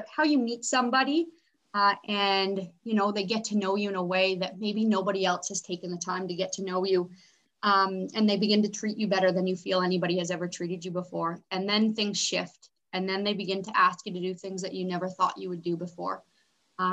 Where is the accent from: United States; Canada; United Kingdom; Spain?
Canada; I was born and raised in Canada